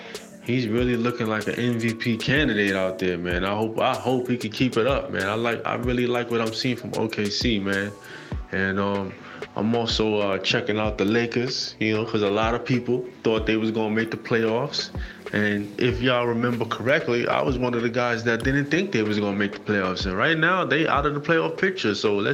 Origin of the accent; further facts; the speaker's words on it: New York City, New York, United States; I'm from Brooklyn.